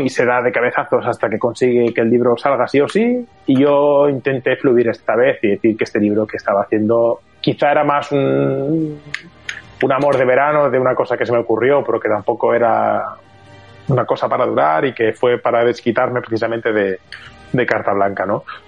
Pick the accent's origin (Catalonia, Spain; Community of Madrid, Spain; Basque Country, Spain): Catalonia, Spain; Barcelona; yo soy de Barcelona